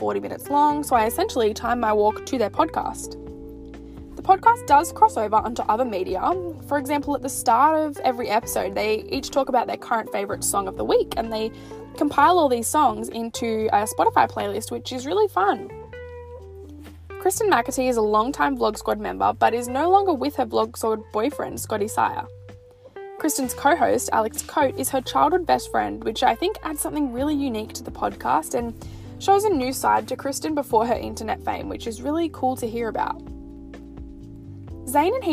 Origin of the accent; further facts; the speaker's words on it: Australia; Because I'm Australian